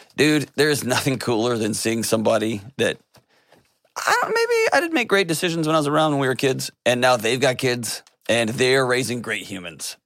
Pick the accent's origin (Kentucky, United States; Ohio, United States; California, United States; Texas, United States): Texas, United States; I grew up in Texas